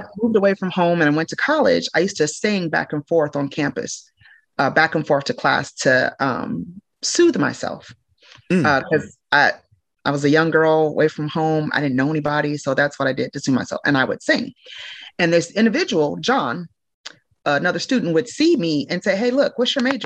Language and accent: English; Normal, Illinois, United States; also born or lived in Chicago, Illinois; I spent a good amount of time in Normal. That's where I graduated high school.